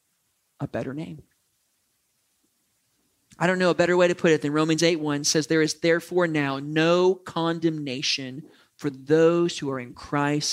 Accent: United States; I love being an American

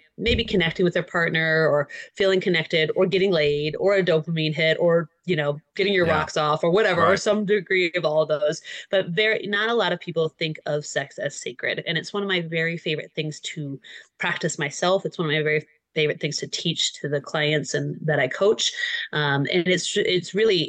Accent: Michigan, United States; Michigan girl

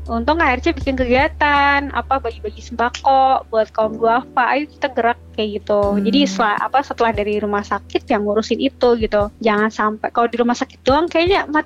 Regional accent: Jakarta, Indonesia; born there; aku kan lahir di RSCM ya

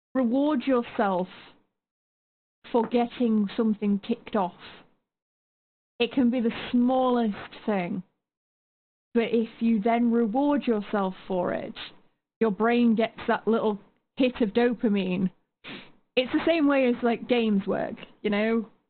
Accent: United Kingdom; as a Brit

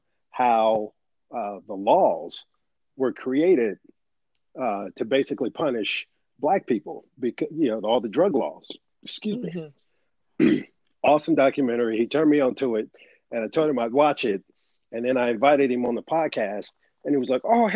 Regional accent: San Diego, California, United States; moved away; my hometown of San Diego

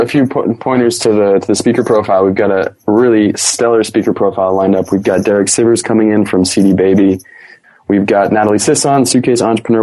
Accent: United States; accent: American; moved away; I am natively from America.

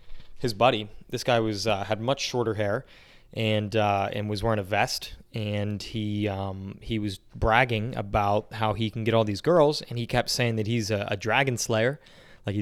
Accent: New Castle, Pennsylvania, United States; we're from Newcastle, which is not really Pittsburgh. It's kind of north of Pittsburgh

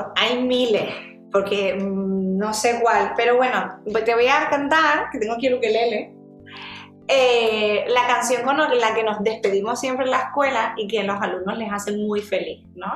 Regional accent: Gran Canaria, Canary Islands, Spain; un sarantontón que le decimos en Canarias, yo soy de Gran Canaria

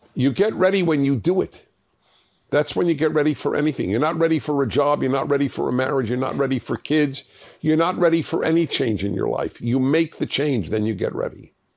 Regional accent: New York City, New York, United States; born or raised there

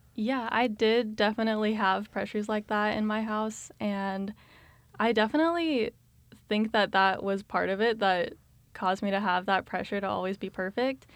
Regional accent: Colorado Springs, Colorado, United States; moved away as an adult; now in Kansas, United States; I grew up in Colorado Springs, Colorado.

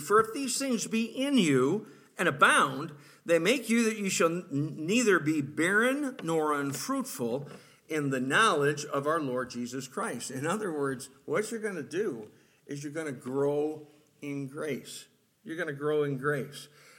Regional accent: Rochester, United States; I was born and raised in Rochester.

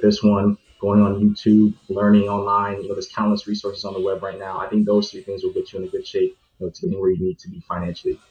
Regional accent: New York, United States; born and raised in New York, and I have a Caribbean uh, background as well.

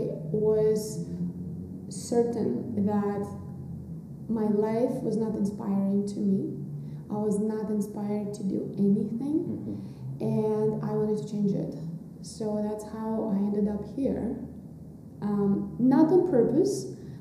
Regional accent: Russia; moved away as an adult; also born or lived in New York; now in Oaxaca, Mexico; So I was born in Russia. That's where I grew up. And right after college, I moved to New York.

